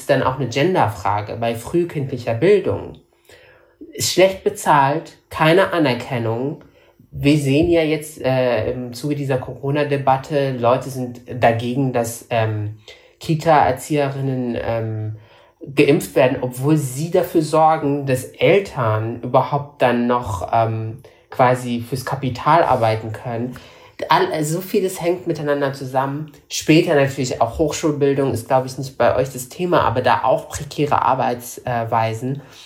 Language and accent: German; Morocco; also born or lived in Germany; now in Berlin, Germany; Ich bin ja in Marokko zur Schule gegangen und nicht in Deutschland. In Deutschland nur zur ersten Klasse